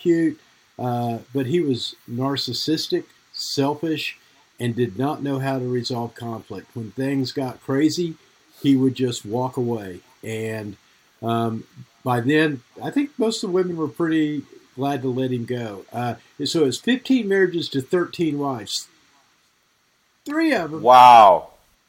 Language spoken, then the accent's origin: English; Oklahoma, United States; I grew up in Oklahoma with my mom